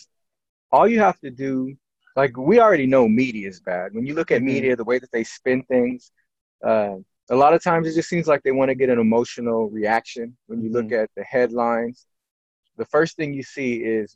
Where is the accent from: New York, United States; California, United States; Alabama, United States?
California, United States; San Bernardino; I grew up in San Bernardino